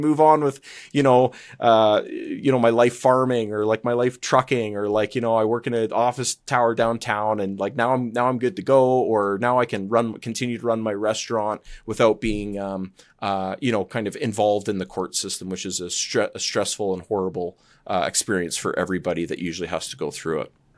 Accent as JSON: {"language": "English", "town": "Calgary", "region": "Alberta", "country": "Canada", "said": "I'm from Calgary and, um, Alberta's where, uh, kind of where my heart is"}